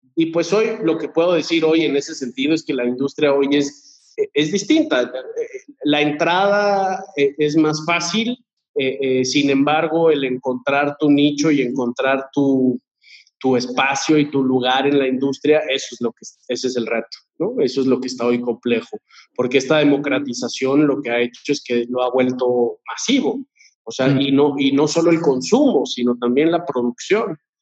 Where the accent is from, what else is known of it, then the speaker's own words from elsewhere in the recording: Querétaro, Mexico; moved away as an adult; now in Mexico City, Mexico; nací aquí en la Ciudad de México, pero me, bueno, nos fuimos a vivir allá cuando yo tendría, no sé, tres años. Okay. Y vivía allá, o sea, crecí de los tres a los, a los, pues, veinte, más o menos